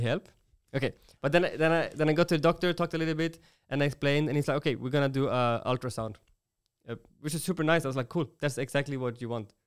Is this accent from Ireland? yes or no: no; Sweden; now in Germany; I'm from Sweden